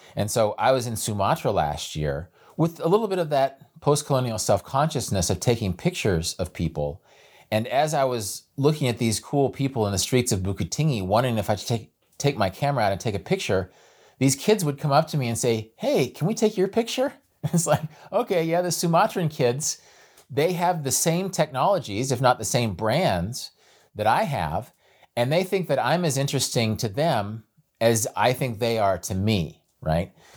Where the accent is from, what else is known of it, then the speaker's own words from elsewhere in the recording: Kansas, United States; I'm from Kansas